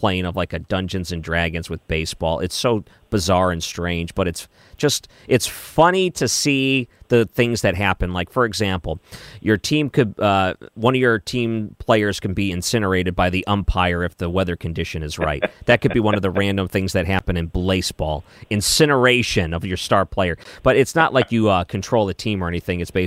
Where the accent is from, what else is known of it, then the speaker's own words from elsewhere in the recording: Michigan, United States; now in St. Louis, United States; I came from Michigan